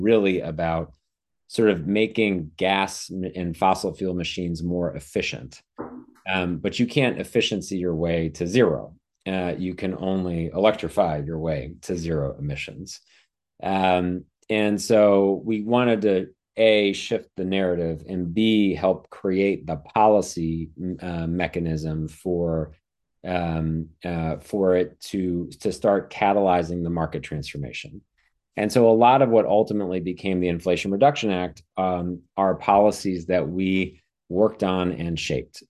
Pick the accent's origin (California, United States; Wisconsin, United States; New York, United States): Wisconsin, United States; also born or lived in East Coast; now in San Diego, United States; where I grew up in Wisconsin